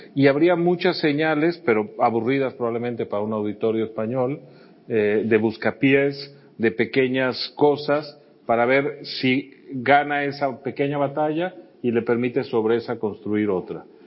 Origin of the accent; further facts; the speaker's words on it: Mexico; mi país